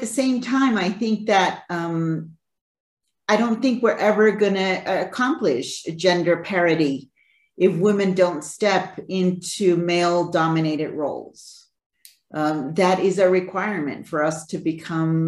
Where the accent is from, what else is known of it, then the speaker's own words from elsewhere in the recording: Bolivia; moved away; I'm originally from Bolivia. So Bolivia, we're a mining country, right? I was brought up in the mining sector